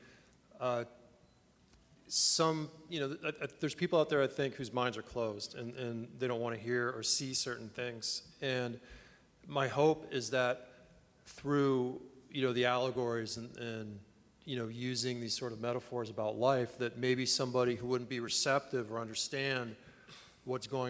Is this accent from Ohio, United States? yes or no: no; Los Angeles, California, United States; when I grew up in South